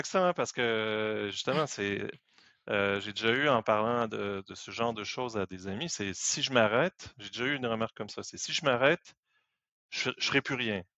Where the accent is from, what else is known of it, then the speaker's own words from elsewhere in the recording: Quebec, Canada; moved away as an adult; also born or lived in France / Paris; je suis né au Québec. Je suis arrivé en France en 2005.